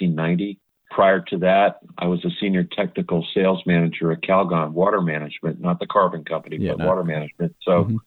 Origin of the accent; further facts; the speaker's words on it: Long Island, New York, United States; moved away as an adult; now in Philadelphia, United States; I grew up on Long Island. I was a New Yorker.